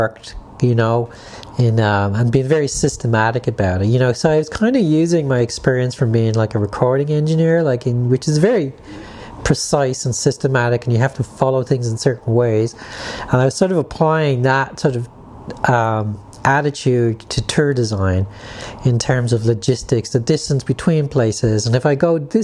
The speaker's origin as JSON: {"language": "English", "country": "Ireland", "said": "being Irish"}